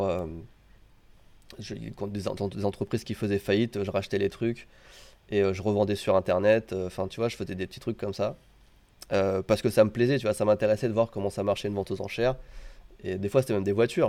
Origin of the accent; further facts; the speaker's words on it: France; moved away as an adult; now in Japan; suis français au Japon